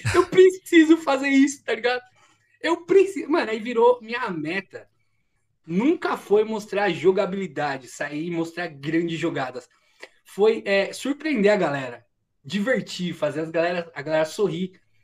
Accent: Diadema, São Paulo, Brazil; moved away as an adult; also born or lived in São Bernardo do Campo; now in interior of São Paulo, Brazil; Eu cresci em Diadema. Posso dizer que a minha infância, a maior parte da minha infância foi vivida lá

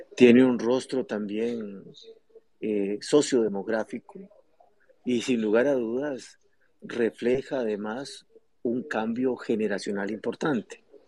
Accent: Costa Rica; como costarricenses

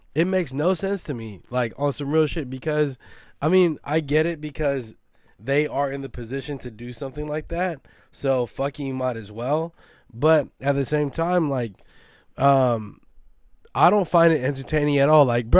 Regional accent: West Coast, United States; But am I from the East Coast? I'm not. I'm from the West Coast. I know the fucking talent that we have out here.

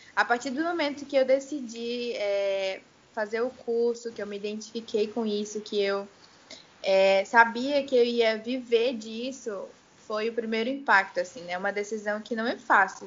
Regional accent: Itacoatiara, Amazonas, Brazil; also born or lived in Manaus; eu nasci aqui em Manaus, né? Mas a minha família é inteira do interior, então eu fui bem pequena para lá, voltei para lá, cresci. É, Itacoatiara

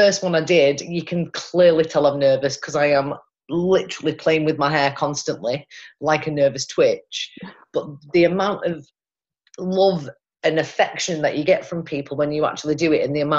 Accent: Pontefract, Yorkshire and the Humber, United Kingdom; But the majority of people actually don't realise that I'm from Pontefract. Apparently I sound like I'm from Manchester.

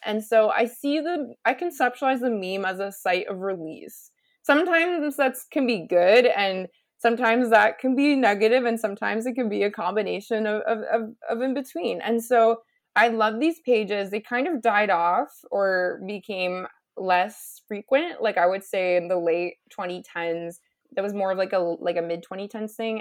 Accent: United States; moved away as an adult; also born or lived in Canada; I'm an American who did a P H D degree in Canada

